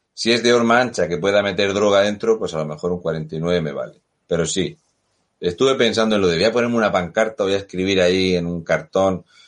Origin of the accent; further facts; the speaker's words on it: Region of Murcia, Spain; now in France; yo soy español